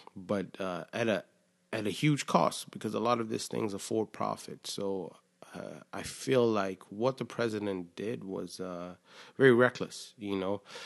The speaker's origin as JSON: {"language": "English", "town": "Killeen", "region": "Texas", "country": "United States", "tie": "born or raised there", "moved": "as an adult", "said": "I grew up in Texas, uh, just in a small town in Killeen"}